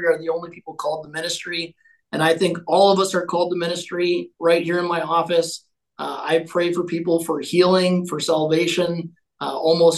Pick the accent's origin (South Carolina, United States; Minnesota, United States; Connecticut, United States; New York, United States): Minnesota, United States; Owatonna; I was born and raised in Owatonna, Minnesota, little farming community, about an hour south of Minneapolis